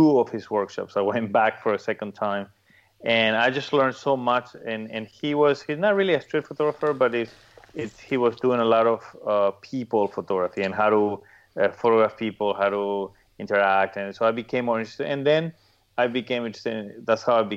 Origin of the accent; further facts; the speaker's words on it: Paraguay; now in Miami, United States; I'm originally from Paraguay.